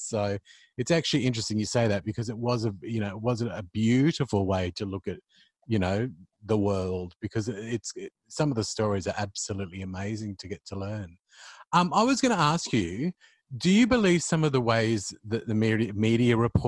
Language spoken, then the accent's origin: English; Queensland, Australia; born and bred in Queensland.